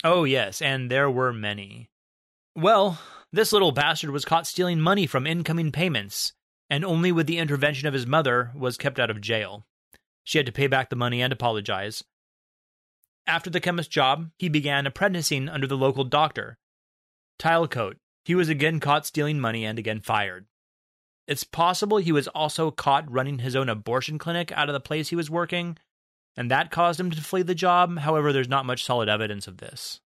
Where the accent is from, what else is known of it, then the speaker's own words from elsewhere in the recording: United States; we're American